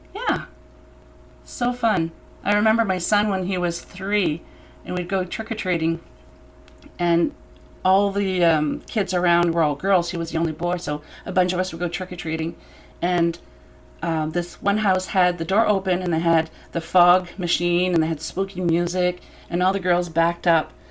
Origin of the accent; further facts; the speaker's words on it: New Brunswick, Canada; I grew up in New Brunswick